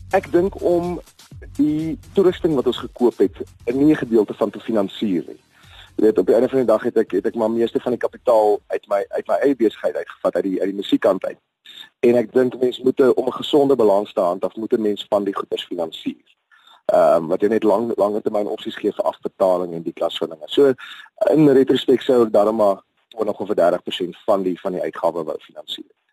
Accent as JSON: {"language": "Afrikaans", "country": "South Africa", "said": "ek is 'n Suid-Afrikaner, boosie na die bosveld uit."}